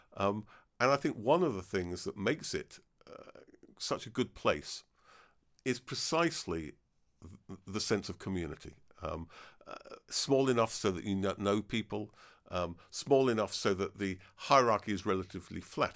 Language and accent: English; Devon, South West England, United Kingdom; also born or lived in Cambridge; I was born in Devon